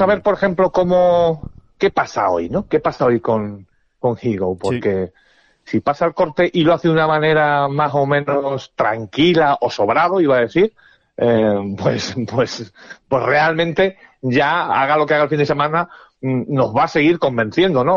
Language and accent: Spanish; Spain; somos muy españoles